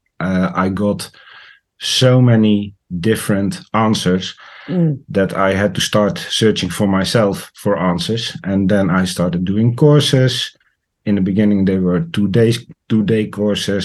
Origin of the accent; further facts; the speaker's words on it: Netherlands; I am from the Netherlands